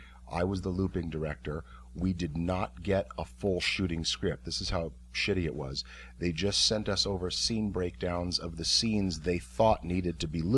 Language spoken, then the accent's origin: English; California, United States; I'm from California